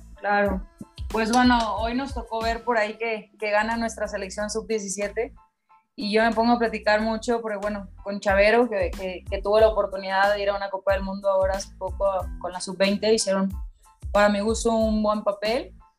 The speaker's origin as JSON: {"language": "Spanish", "country": "Mexico", "said": "como mexicana"}